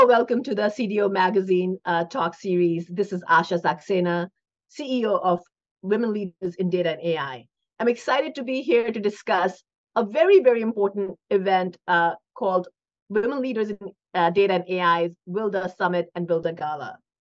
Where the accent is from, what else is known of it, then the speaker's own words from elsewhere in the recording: India; now in United States; I grew up in India